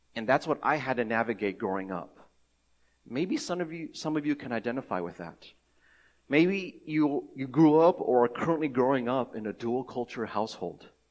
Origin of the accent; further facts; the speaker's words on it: Cincinnati, Ohio, United States; I grew up in Cincinnati, Ohio, uh, I am ethnic, ethnically Taiwanese